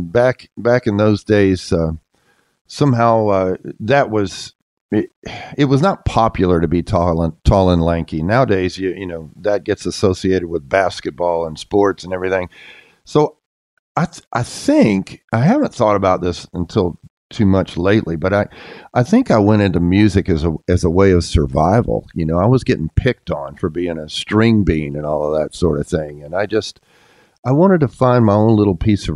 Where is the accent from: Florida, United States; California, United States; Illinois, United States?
Florida, United States; Jacksonville; moved away as an adult; also born or lived in New York City; now in New York, United States; I grew up in Northeast Florida, the far Northeast corner